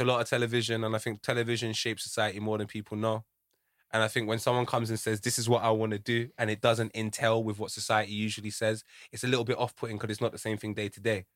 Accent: United Kingdom; I grew up in Fraleyland Estate. We all looked out for each other

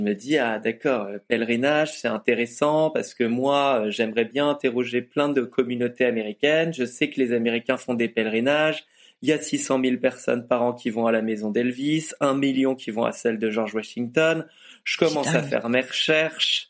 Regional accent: France; je suis français

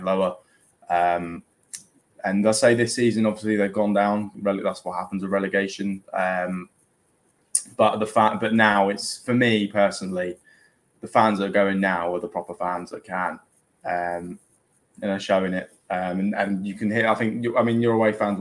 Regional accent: Basingstoke, South East England, United Kingdom; I'm from Basingstoke

